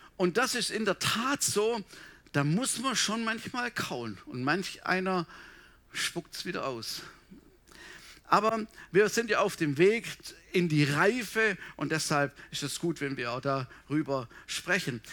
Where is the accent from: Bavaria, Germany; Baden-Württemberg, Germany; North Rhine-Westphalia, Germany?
Baden-Württemberg, Germany; Swabia; moved away; bei uns im Schwabenland